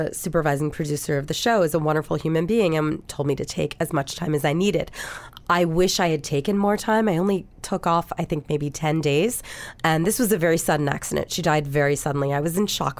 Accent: Philadelphia, Pennsylvania, United States; I'm not from New York. I'm from Philadelphia.

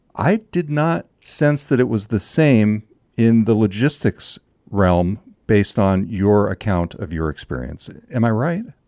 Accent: California, United States; the town where I grew up in California

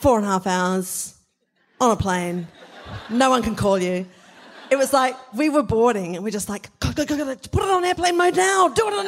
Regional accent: rural South Australia, Australia; I'm from rural South Australia. I'm from a regional pocket.

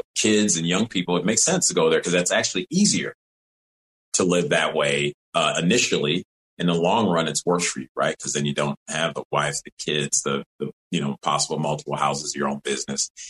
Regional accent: Evanston, Illinois, United States; also born or lived in Rochester, New York; I was born in Rochester, New York and grew up in Evanston, Illinois, Illinois, right outside of Chicago.

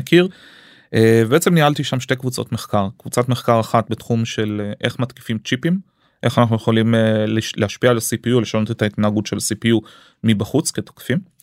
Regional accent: Arad, Southern District, Israel; also born or lived in United States; עליתי לישראל שהייתי בן אה, שלוש מארצות הברית המשפחה שלי השתקעה בערד

